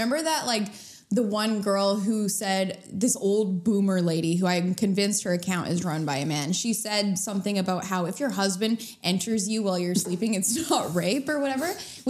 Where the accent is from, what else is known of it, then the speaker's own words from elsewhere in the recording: Canada; we're Canadian